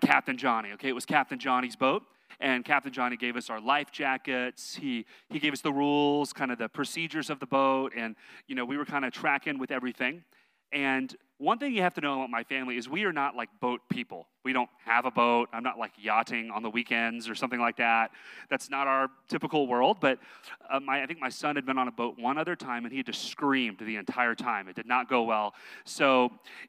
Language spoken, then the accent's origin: English; Texas, United States; I'm from Texas